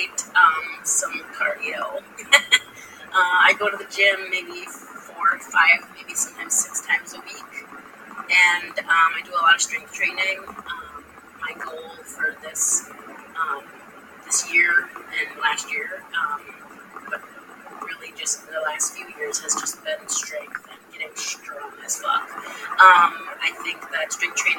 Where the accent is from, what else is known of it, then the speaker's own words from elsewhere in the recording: United States; we as American working people